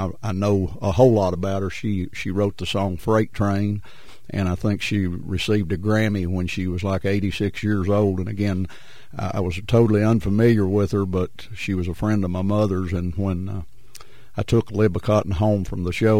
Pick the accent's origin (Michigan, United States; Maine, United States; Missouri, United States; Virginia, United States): Virginia, United States; Maces Spring; I'm from Mesa Springs. I was raised right behind the A.P. Carter Museum